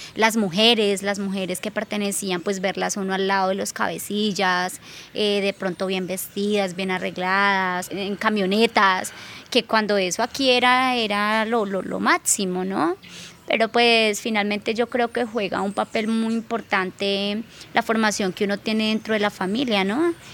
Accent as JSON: {"language": "Spanish", "town": "Algeciras", "region": "Huila", "country": "Colombia", "tie": "born or raised there", "also_born_or_lived": "Bogotá / Neiva", "said": "nacida y criada acá en Algeciras, Huila"}